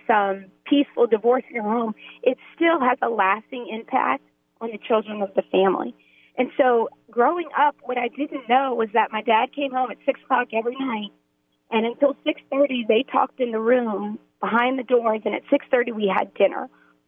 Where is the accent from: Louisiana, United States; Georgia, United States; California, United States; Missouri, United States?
Louisiana, United States; New Orleans; being from New Orleans